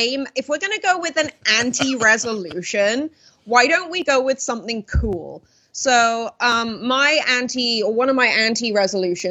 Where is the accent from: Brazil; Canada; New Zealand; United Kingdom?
United Kingdom; Wales; now in United States; I grew up in Wales where it's always just wet